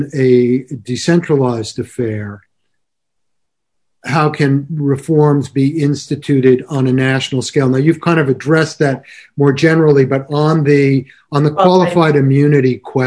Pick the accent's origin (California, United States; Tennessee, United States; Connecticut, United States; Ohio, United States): Connecticut, United States; I grew up in Connecticut